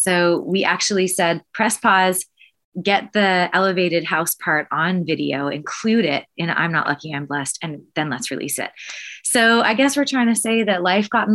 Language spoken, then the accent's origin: English; Canada; We're from Canada where there's 8 hours between shows and 8 people at shows